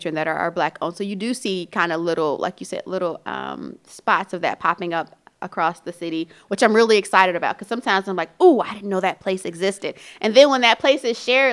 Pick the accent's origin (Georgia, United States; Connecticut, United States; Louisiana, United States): Louisiana, United States; New Orleans; I'm a New Orleans girl